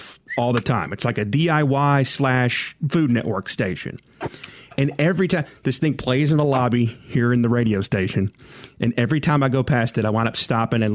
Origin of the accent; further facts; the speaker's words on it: Jackson, Mississippi, United States; growing up in Jackson